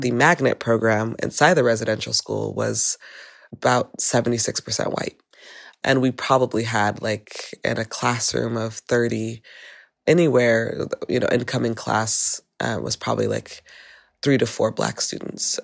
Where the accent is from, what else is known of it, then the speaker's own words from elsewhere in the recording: Los Angeles, California, United States; I grew up in Van Nuys, uh, which is a suburb outside of the inner city of Los Angeles